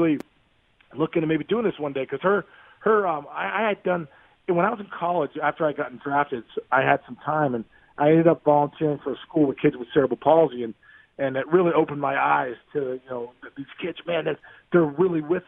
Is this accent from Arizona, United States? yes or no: no; Upper St. Clair, Pennsylvania, United States; my hometown of Upper St. Clair in Pittsburgh